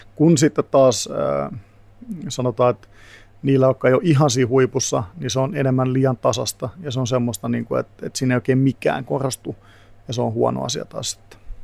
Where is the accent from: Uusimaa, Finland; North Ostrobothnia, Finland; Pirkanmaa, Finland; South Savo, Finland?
Pirkanmaa, Finland; Tampere; moved away as an adult; also born or lived in England; now in Helsinki, Finland; Tampereelta, mistä mä kotoisin